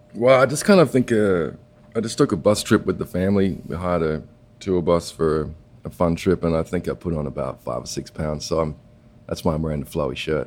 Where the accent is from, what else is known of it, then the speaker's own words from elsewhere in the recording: Perth, Western Australia, Australia; moved away; I grew up uh, going to the beach, and you know, I come from Perth